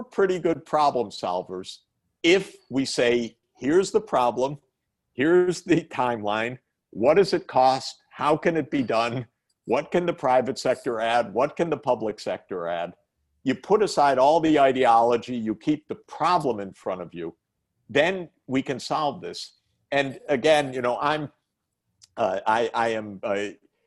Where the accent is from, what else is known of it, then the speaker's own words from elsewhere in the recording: Detroit, Michigan, United States; I'm a Midwesterner. I grew up in the Detroit area, and I know the Midwest